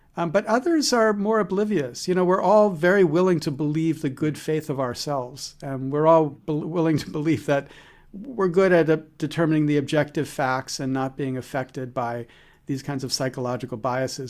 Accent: United States; I'm as good as an American can be

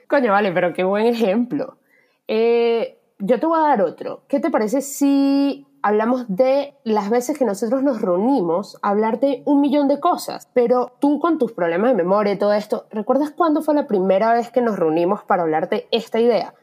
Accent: Venezuela; moved away; primer trabajo informal viniendo de Venezuela

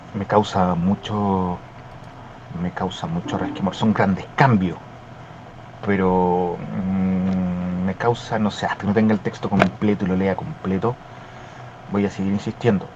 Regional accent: Chile; yo, que soy chileno, natural

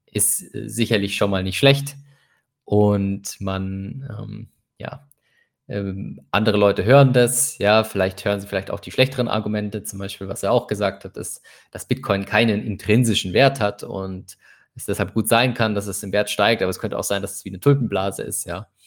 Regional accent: Nigeria; German is a second language; ich glaube, als Nigerianer hat man immer das Problem, dass es halt diese Nigerian Print Scams gibt

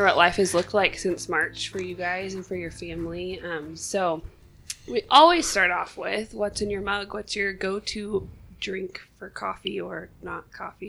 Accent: Southeast Iowa, United States; I grew up in Southeast Iowa, but not there.

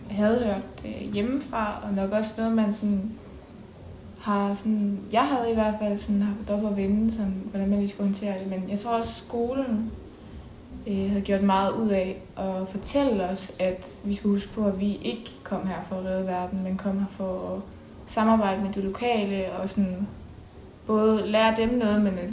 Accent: West Jutland, Central Denmark Region, Denmark; og jeg er 20 år gammel, og jeg kommer fra Vestjylland

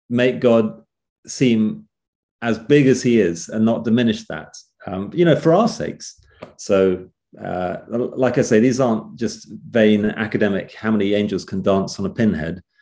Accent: England, United Kingdom; Actually, you said uh, uh England.

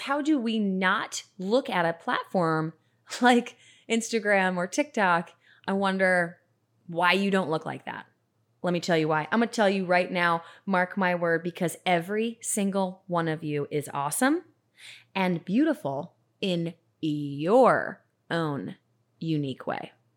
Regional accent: Atlanta, Georgia, United States; I grew up in Atlanta

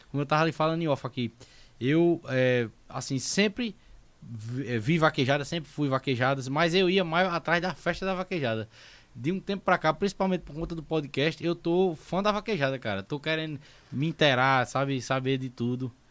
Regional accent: Santa Cruz, Pernambuco, Brazil; also born or lived in Taquaritinga do Norte; Eu nasci em Taquaritinga do Norte, mas toda a vida morei em Santa Cruz.

